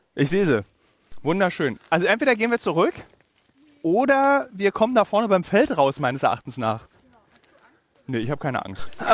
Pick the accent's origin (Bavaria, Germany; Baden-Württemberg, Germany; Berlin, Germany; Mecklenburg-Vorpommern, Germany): Berlin, Germany; Berlin-Marzahn, einem Stadtbezirk meiner Heimatstadt